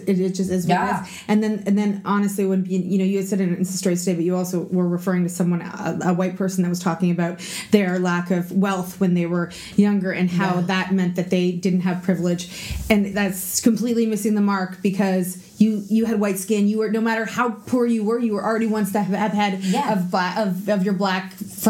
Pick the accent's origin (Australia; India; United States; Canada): Canada; we're Canadian